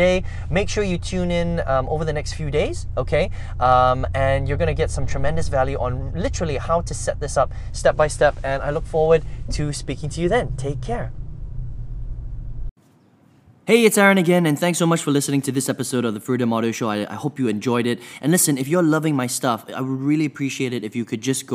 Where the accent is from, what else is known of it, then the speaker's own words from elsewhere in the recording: Malaysia; also born or lived in Indonesia / overseas; I was born in Indonesia, but basically raised in Malaysia, spent a lot of time overseas, came back home here to live.